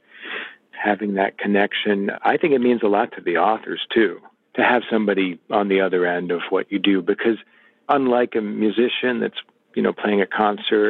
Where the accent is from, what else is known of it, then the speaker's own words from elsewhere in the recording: Illinois, United States; I grew up in Illinois